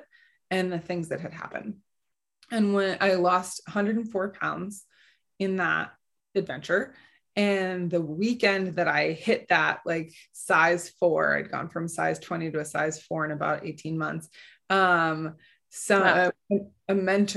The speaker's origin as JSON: {"language": "English", "region": "Midwest", "country": "United States", "tie": "born or raised there", "said": "I grew up in the Midwest"}